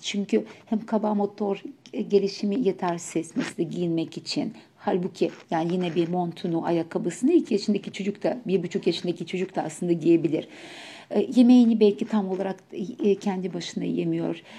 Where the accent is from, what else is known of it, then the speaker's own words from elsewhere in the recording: Ukraine; Turkish is a second language; now in Turkey; ben Ukraynalıyım aksanla konuşacağım